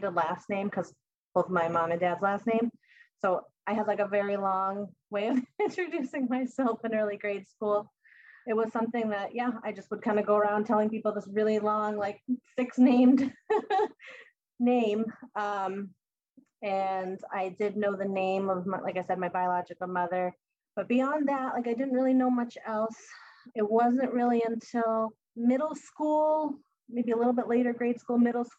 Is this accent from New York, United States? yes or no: no; Massachusetts, United States; moved away as an adult; also born or lived in Bogota, Colombia; now in New Hampshire, United States; Right now, I am living in New Hampshire. I grew up in Massachusetts, so I've always been in this New England area.